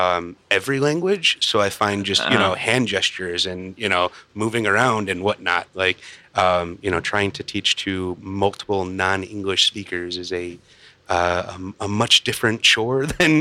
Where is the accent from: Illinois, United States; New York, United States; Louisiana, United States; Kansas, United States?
Illinois, United States; Chicago; Outside of Chicago.